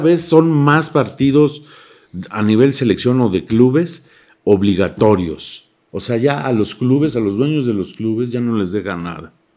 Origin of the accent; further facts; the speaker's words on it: Mexico; los mexicanos somos así